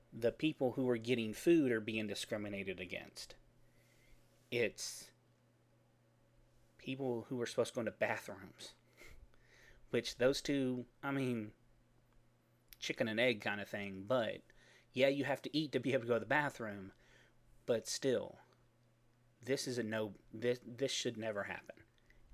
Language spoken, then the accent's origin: English; Texas, United States; I'm from Texas.